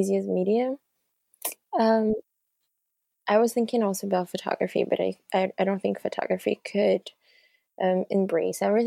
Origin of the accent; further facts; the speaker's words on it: Brazil; moved away as an adult; now in Victoria, Canada; I'm 25. I'm from Brazil